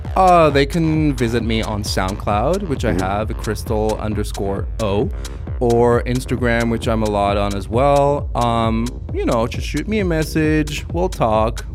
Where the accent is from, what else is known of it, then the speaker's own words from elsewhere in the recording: Luxembourg; also born or lived in New York; now in Austria; Originally, I'm from Luxembourg.